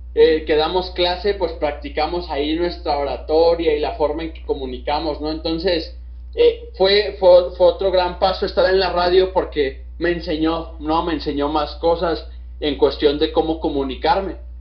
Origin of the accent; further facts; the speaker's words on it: Mexico; nosotros nosotros como, mexicanos